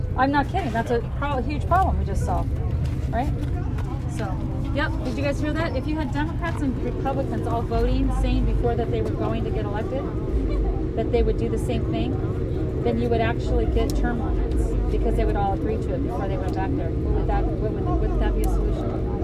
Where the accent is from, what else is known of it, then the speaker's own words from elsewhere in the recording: Las Vegas, Nevada, United States; moved away as an adult; also born or lived in Reno, Nevada / Lake Tahoe; I'm from Las Vegas, born and raised. Yeah, I'm four generations that lived here.